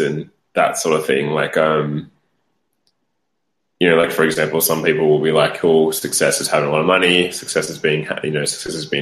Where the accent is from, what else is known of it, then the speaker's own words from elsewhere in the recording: Australia; moved away; growing up in Australia